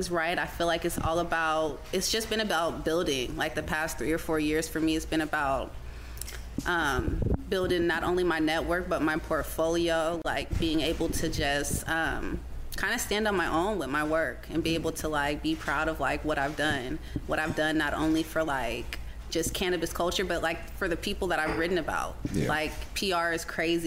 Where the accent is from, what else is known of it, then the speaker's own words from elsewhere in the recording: Marietta, Georgia, United States; now in Seattle, United States; I grew up in Georgia